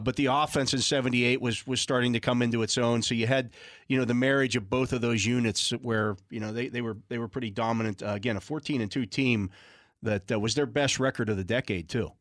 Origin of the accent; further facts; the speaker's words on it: Western Pennsylvania, United States; I didn't grow up in Pittsburgh per se. I grew up in Western Pennsylvania, but not Pittsburgh